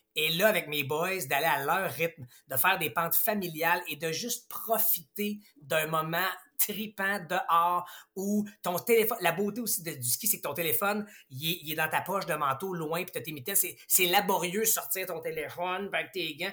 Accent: Quebec, Canada; on est tellement chanceux d'avoir quatre saisons ici chez nous au Québec

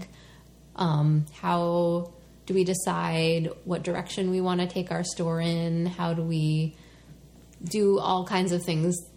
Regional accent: the Boston area, Massachusetts, United States; moved away as an adult; now in Philadelphia, United States; I'm from the Boston area, and we moved down here

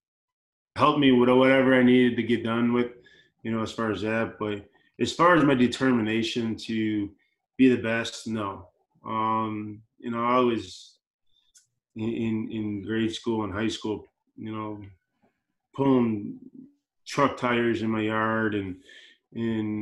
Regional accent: Chicago, Illinois, United States; moved away; I grew up in Chicago, so you know, Bear fan

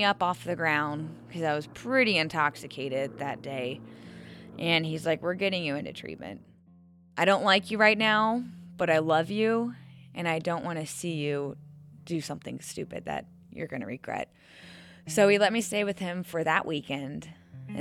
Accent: Ohio, United States; moved away as an adult; now in Arizona, United States; I'm from Ohio.

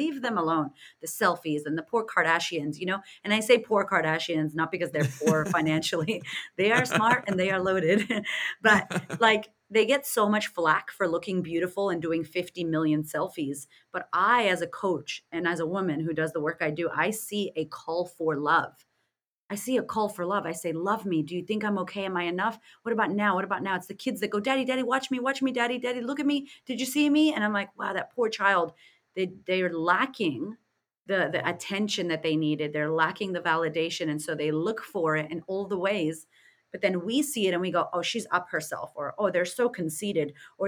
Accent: United States; I'm from America, so I don't resonate with the queen at all or any of that.

